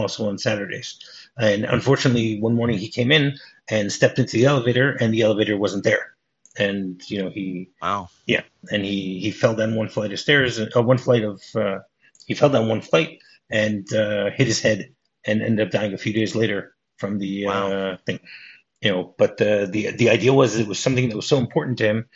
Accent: New Jersey, United States; you and I were both born in New Jersey

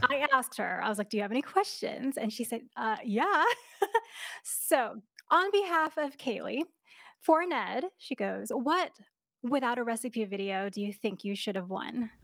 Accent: New York, United States; moved away; I'm from New York originally

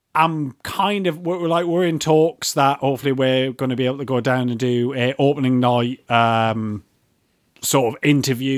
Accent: Newcastle upon Tyne, North East England, United Kingdom; I'm from Newcastle and I say Walker

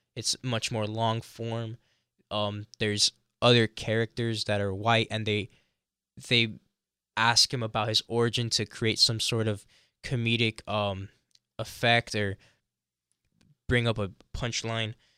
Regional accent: Miami, Florida, United States; I was born in, in Florida

